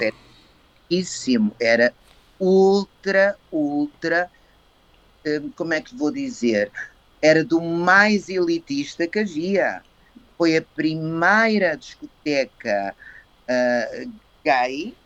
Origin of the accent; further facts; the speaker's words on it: Cascais / Colégio Valsassina, Lisbon, Portugal; also born or lived in Coimbra; eu tinha casa em Cascais, eu estava no Colégio Valsassina eu cresci no Colégio Valsassina